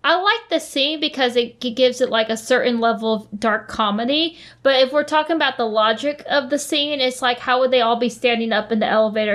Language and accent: English; United States; as an American